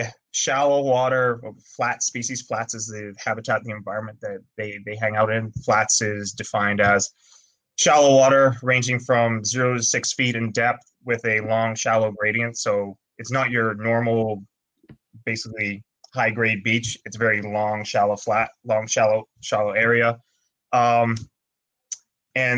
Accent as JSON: {"language": "English", "town": "Freeport", "region": "Grand Bahama", "country": "Bahamas", "tie": "born or raised there", "also_born_or_lived": "Nova Scotia, Canada / United Kingdom", "said": "Grew up in Grand Bahama my whole life, went up to Canada for schooling, did my undergrad there at St. Francis Xavier University in Nova Scotia"}